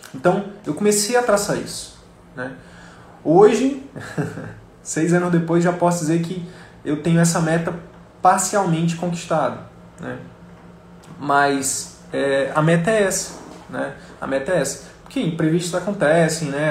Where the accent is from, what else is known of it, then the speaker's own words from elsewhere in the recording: interior of Piauí, Brazil; moved away; lá do interior do Piauí, que é a minha terra natal